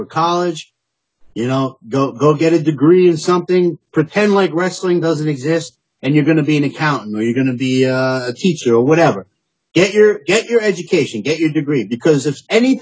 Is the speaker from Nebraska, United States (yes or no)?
no; New York City, New York, United States; Originally, I'm from Staten Island